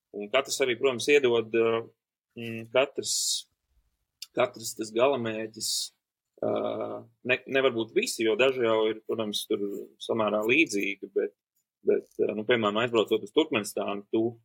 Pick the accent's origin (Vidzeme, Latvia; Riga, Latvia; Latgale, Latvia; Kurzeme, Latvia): Latgale, Latvia; Preiļi; es uzaugu mazā brīnišķīgā Latvijas mazpilsētā Prēļi